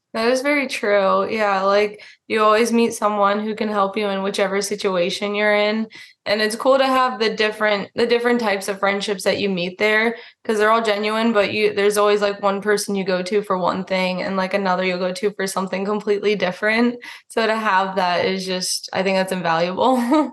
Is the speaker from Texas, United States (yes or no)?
no; Florida, United States; moved away as an adult; also born or lived in Alaska; growing up in Florida